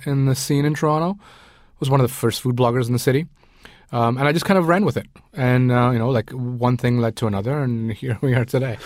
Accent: Sri Lanka; moved away; I grew up in Sri Lanka. I was born in Sri Lanka

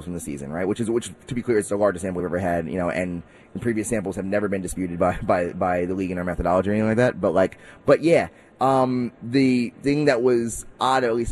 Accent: New York City, New York, United States; also born or lived in Harlem; I live in New York. I'm, you know, born, raised from Queens. I live in Harlem. Like, you know, I'm a New Yorker, you know, for life

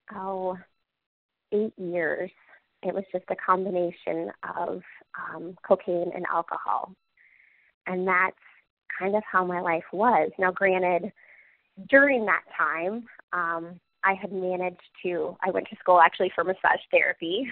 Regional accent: Cedar Rapids, Iowa, United States; I'm from Cedar Rapids. I grew up here

